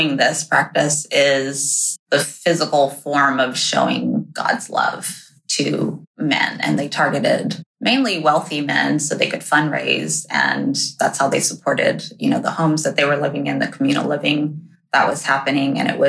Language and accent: English; Japan; also born or lived in China; I was only in China for 6 months when they moved to Japan. So first memories all there